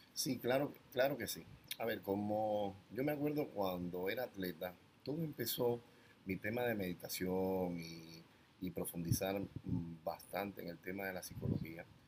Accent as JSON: {"language": "Spanish", "country": "Cuba", "tie": "born or raised there", "moved": "yes", "said": "yo nací en Cuba hace ya 50 años"}